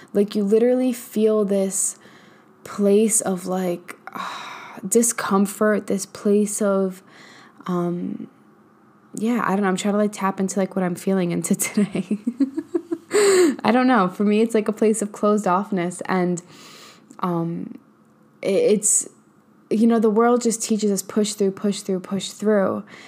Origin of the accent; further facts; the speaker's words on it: New York, United States; now in Texas, United States; I'm from New York where, like, and I currently live in Texas